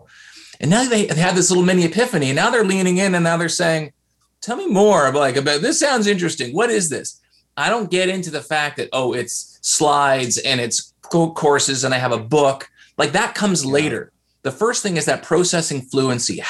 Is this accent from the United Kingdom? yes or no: no; Canada; I'm Canadian, so I say processing